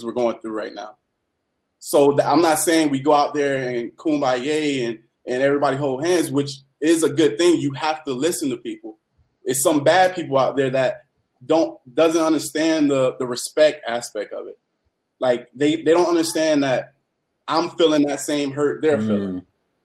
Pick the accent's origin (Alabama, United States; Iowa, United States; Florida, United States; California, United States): Florida, United States; Miami; moved away; I was raised in Little Haiti